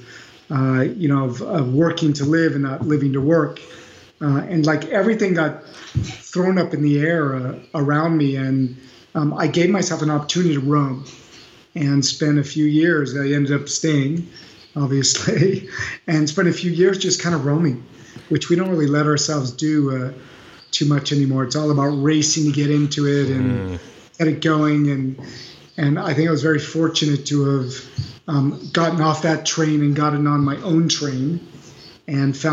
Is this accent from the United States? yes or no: yes; Beverly Hills, California, United States; moved away as an adult; now in Paris, France; I grew up in Beverly Hills and went to UCLA